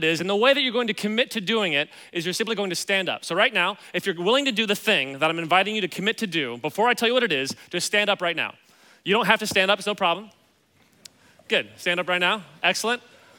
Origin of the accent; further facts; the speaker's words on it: Kansas City, Missouri, United States; Yeah, so I grew up in Kansas City.